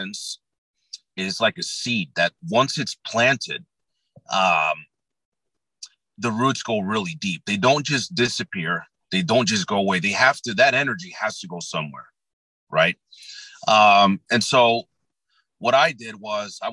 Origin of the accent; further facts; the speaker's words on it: New Jersey, United States; I'm based out of New Jersey, born and raised in New Jersey